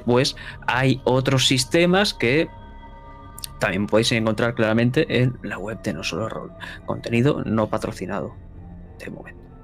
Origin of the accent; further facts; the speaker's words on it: Spain; soy de España